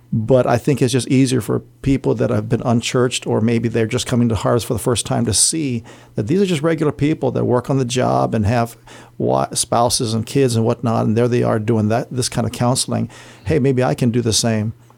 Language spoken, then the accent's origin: English; Barrigada, Guam; I grew up in Central Area, Barragata